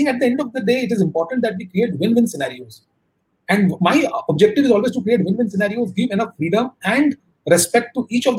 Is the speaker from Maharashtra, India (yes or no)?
no; Kolkata, West Bengal, India; I come from Kolkata, which is slow moving